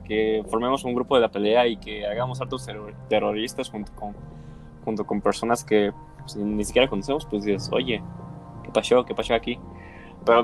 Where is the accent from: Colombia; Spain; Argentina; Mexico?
Mexico; somos de México